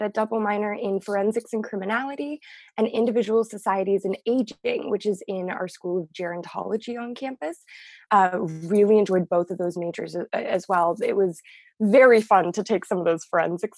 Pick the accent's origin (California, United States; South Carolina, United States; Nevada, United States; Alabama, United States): California, United States; Sierra Madre; also born or lived in Los Angeles; I grew up in Sierra Madre